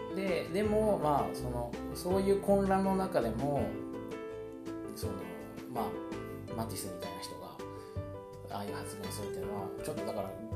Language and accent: Japanese; Nagoya, Aichi, Japan; moved away; 僕がたまたま地元の名古屋に帰省中なので